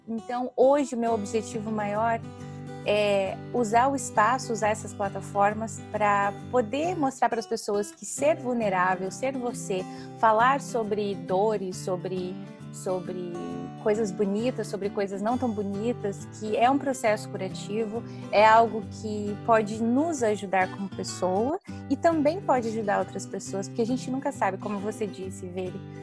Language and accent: Portuguese; Paraná, Brazil; moved away as an adult; also born or lived in Mato Grosso; now in London, United Kingdom; eu nasci no Mato Grosso, mas eu me mudei para o Paraná. Um, acho que eu tinha dois anos de idade, talvez nem isso. Então, é, eu me considero mais paranaense